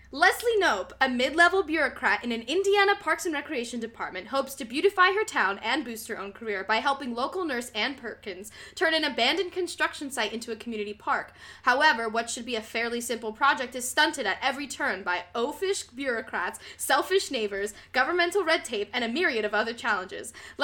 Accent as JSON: {"language": "English", "country": "Puerto Rico", "said": "I always wear bright colors because I'm Puerto Rican."}